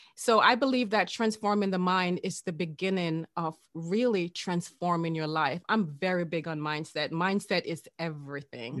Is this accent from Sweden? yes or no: no; Jamaica; I'm Jamaican